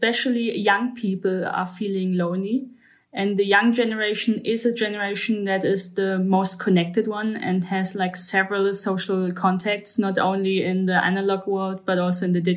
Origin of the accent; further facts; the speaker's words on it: Germany; I'm from Germany.